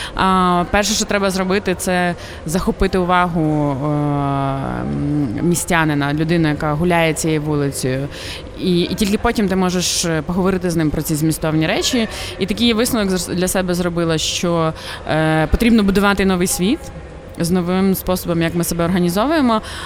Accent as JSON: {"language": "Ukrainian", "country": "Ukraine", "tie": "born or raised there", "also_born_or_lived": "Montreal, Canada", "moved": "as an adult", "said": "коли я росла в Україні"}